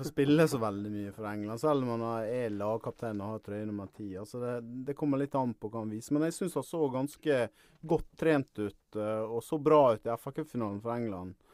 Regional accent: Ålesund, Møre og Romsdal, Norway; accent: Sunnmøre dialect; also born or lived in Årvoll, Oslo; now in Oslo, Norway; jeg kommer fra Ålesund.

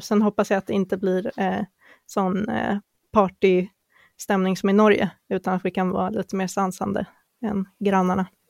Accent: Sweden; som vi svenskar kanske inte riktigt är

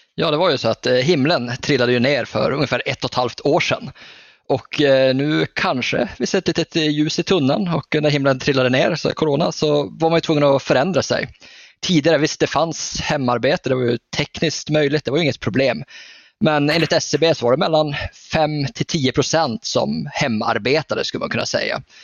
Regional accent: Norrland, Sweden; jag är ju norrlänning

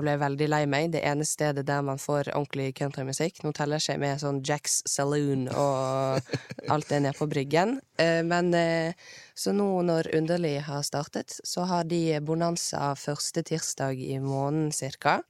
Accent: Bergen, Vestland, Norway; accent: Bergensk with rolled r; har jeg rulle-r. Men jeg snakker egentlig bergensk, men med rulle-r.

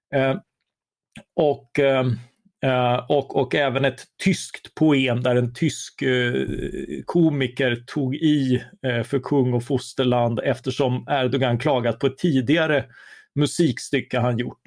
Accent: Karlskrona, Blekinge, Sweden; moved away; Jag är själv uppvuxen i Karlskrona

